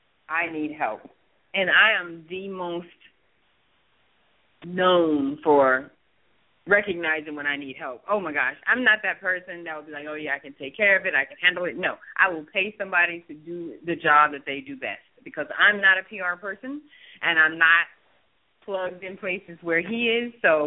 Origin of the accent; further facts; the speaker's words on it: Mississippi, United States; I was like, oh, because I'm from Mississippi.